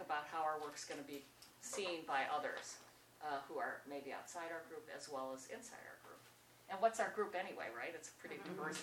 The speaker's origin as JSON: {"language": "English", "region": "Wisconsin", "country": "United States", "said": "I'm so from Wisconsin"}